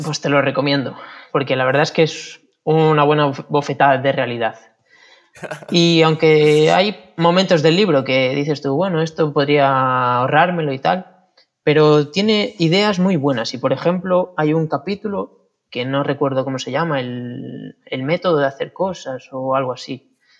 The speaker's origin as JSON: {"language": "Spanish", "area": "Vilariño", "region": "Galicia", "country": "Spain", "tie": "born or raised there", "said": "volví al Vilariño, que es donde me crié"}